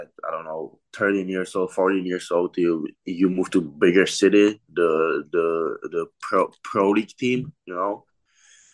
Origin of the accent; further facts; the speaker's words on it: Czechia; English is a second language; moved away as an adult; Play in my home team in my hometown